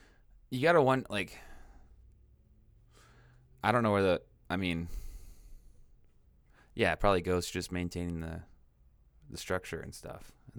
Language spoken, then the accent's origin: English; Washington, United States; now in California, United States; In Washington State.